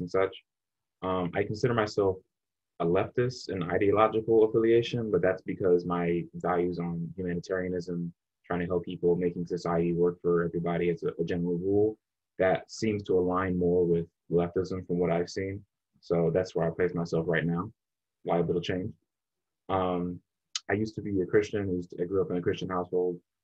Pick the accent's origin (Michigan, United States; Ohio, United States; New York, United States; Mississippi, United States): Michigan, United States; Detroit; I am from Metro Detroit, Michigan. Lived in the suburbs my whole life